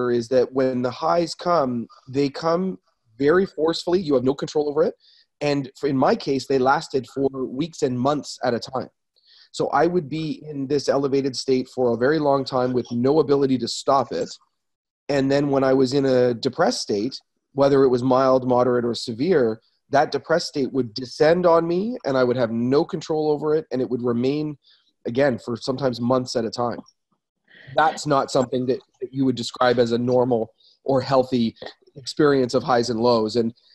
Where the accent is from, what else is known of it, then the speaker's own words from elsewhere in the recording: Ontario, Canada; also born or lived in Newmarket, Ontario / Toronto / Orillia, Ontario / Waterloo, Ontario; I am an Ontario boy